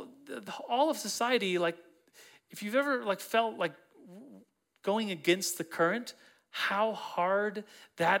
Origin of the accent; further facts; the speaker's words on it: Colorado, United States; I'm from Colorado